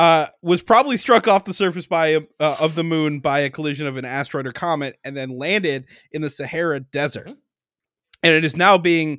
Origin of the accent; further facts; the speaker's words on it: United States; I'm American.